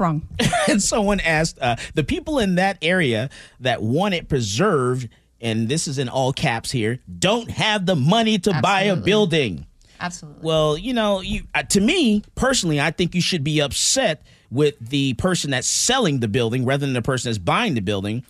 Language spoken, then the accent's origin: English; Missouri, United States; now in Texas, United States; I'm from Missouri to show me state